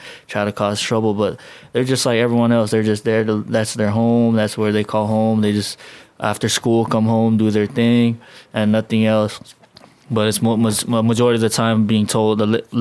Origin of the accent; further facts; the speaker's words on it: United States; moved away as an adult; also born or lived in Chuuk / Hawaii; now in Guam; when I was a kid growing up in the States